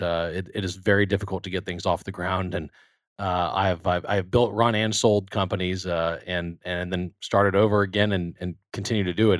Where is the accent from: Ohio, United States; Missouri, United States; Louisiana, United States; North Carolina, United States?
Louisiana, United States; Baton Rouge; moved away as an adult; also born or lived in Texas; I grew up in Baton Rouge, Louisiana, about a mile from Alex Bach Stadium